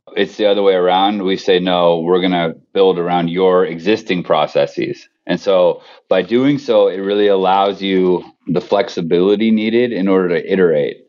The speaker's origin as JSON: {"language": "English", "area": "Bay Area", "region": "California", "country": "United States", "tie": "born or raised there", "said": "I grew up in the Bay Area"}